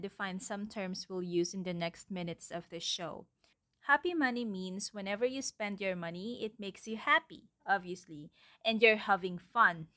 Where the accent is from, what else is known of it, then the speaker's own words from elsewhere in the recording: Philippines; my environment, the culture, actually, as a Filipino citizen.